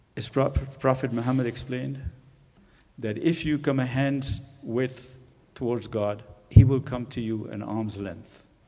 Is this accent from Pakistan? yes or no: yes; Pakistan; moved away as an adult; also born or lived in India / England; now in United States; I was born in India, and my pa parents migrated to Pakistan right after the partition of India into uh, India and Pakistan. So I grew up in Pakistan